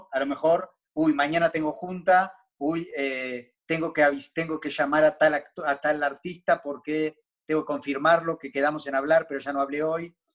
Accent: Buenos Aires, Argentina; Soy argentino, pero no ejerzo.

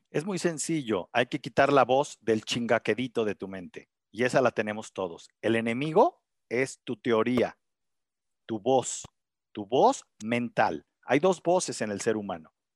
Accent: Mexico; aquí en México

